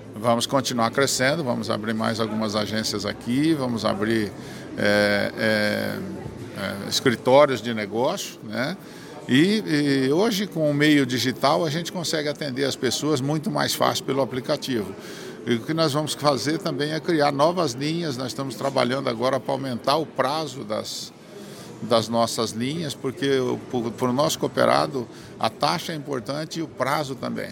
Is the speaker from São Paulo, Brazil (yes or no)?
no; Maringá, Paraná, Brazil; eu sou de Maringá